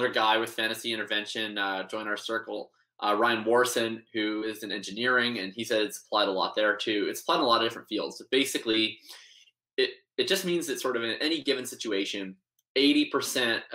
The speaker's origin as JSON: {"language": "English", "town": "Winnipeg", "region": "Manitoba", "country": "Canada", "moved": "as an adult", "lives_now": "Vancouver, Canada", "said": "I'm originally from Winnipeg, Manitoba. I'm living out in Vancouver now"}